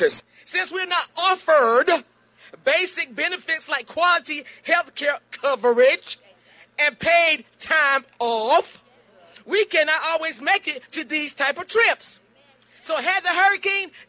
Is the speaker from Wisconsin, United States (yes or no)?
no; Burgaw, North Carolina, United States; I'm from Burgaw, North Carolina